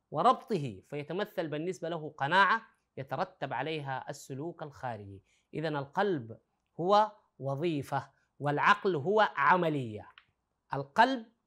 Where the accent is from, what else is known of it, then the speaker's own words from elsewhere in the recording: Sudan; نحن في العامية عندنا في السودان بنقول فشفاش وكبر